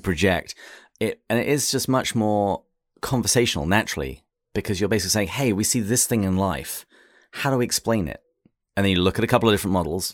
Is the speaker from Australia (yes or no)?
no; England, United Kingdom; moved away as an adult; now in United States